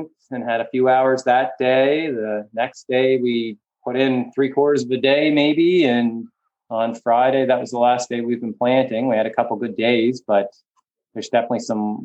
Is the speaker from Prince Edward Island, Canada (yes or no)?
yes; Charlottetown, Prince Edward Island, Canada; also born or lived in Nova Scotia; I grew up farming outside Cornwall. Well, I guess just outside Charlottetown on a mixed potato, beef